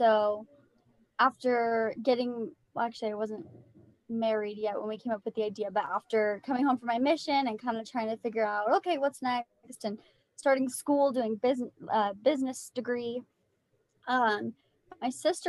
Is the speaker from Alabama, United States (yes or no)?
no; Las Vegas, Nevada, United States; like Sadie said. I'm from Las Vegas and I live here with my husband.